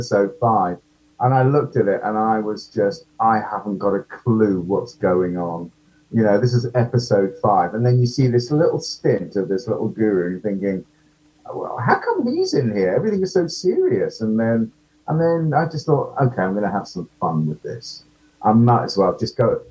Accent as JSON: {"language": "English", "country": "United Kingdom", "accent": "British", "said": "my, you know, horrible British accent."}